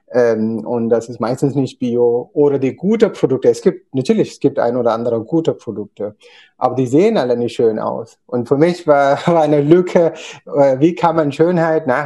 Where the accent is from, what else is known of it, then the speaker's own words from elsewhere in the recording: Kerala, India; German is a second language; aber ich bin in Kerala geboren, aufgewachsen in einem Bauernhof